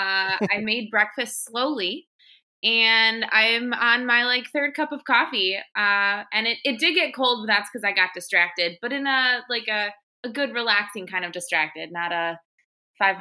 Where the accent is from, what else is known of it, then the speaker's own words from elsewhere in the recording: Milwaukee, Wisconsin, United States; also born or lived in Madison, Wisconsin; I'm from Milwaukee, and I lived within less than a mile from Lake Michigan.